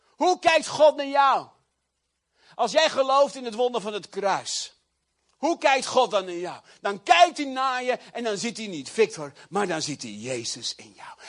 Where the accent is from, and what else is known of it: Netherlands